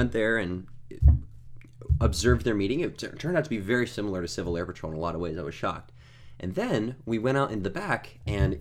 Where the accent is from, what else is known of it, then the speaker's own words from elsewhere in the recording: United States; I'm American